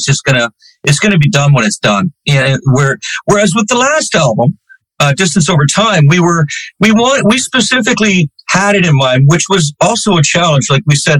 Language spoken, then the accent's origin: English; Canada; myself being Canadian